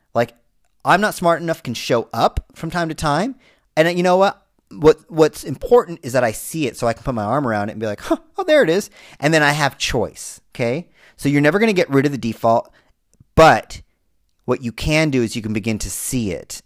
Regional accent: Southern California, United States; a Latino male growing up in Southern California

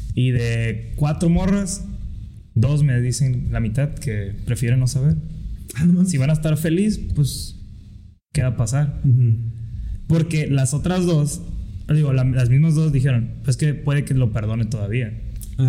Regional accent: Mexico; no tuviéramos todos el mismo gusto por comernos unos tacos, por escuchar mariachi, que nos definiera como mexicanos

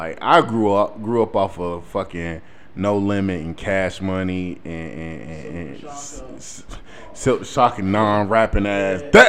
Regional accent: North Carolina, United States; also born or lived in Mississippi; I was born in North Carolina, and from the age of 1 to 9, I lived in North Carolina, and then from 9 till 15, I lived in Mississippi.

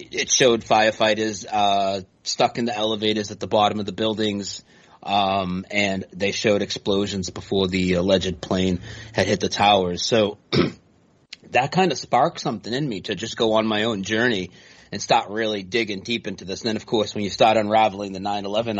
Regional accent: Lowell, Massachusetts, United States; moved away as an adult; now in North Carolina, United States; I grew up near Boston in a place called Lowell, Massachusetts

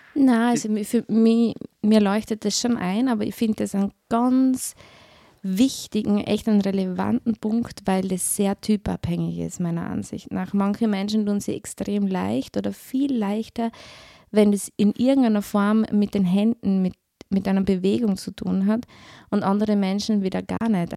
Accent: Styria, Austria; moved away as an adult; now in Vorarlberg, Austria; man hört es vielleicht, ich bin Steirerin

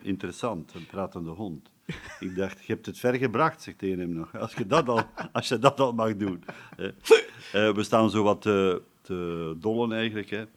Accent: Erpe-Mere / Aalst area, Flanders, Belgium; Hier in, hier in de buurt, Hekergem de deelgemeente Hekergen, waar ik vandaan kom

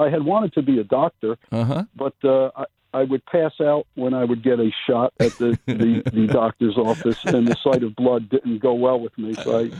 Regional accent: New Jersey, United States; I grew up in New Jersey.

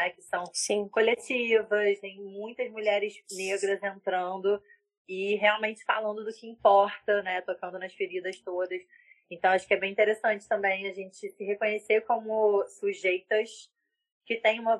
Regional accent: Petrópolis, Rio de Janeiro, Brazil; Eu sou de Petrópolis, vou até procurar lá também essa

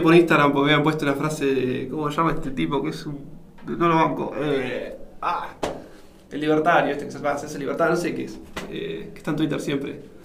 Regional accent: Argentina; siendo un argentino

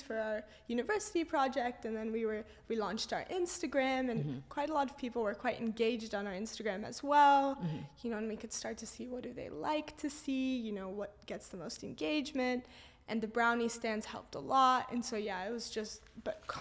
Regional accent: Los Angeles, California, United States; now in London, United Kingdom; I grew up there

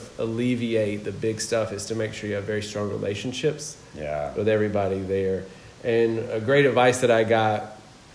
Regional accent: Georgia, United States; moved away as an adult; also born or lived in South Korea / Vietnam / Thailand / Laos; now in Cabarete, Dominican Republic; I'm originally from the States, from Georgia

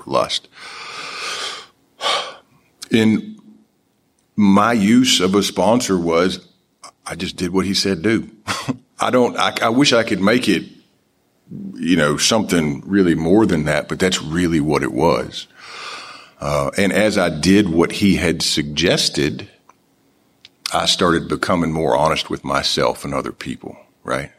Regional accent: Nashville, Tennessee, United States; I am from Nashville, Tennessee. This is where I got sober.

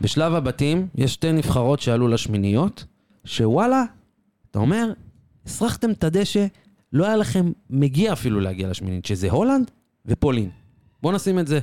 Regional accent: Israel; רובנו כישראלים

